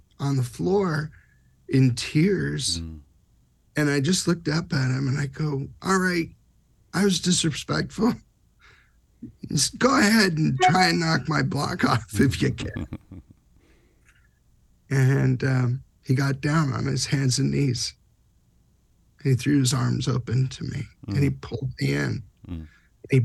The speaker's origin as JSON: {"language": "English", "region": "Southern California", "country": "United States", "said": "I'm from Southern California"}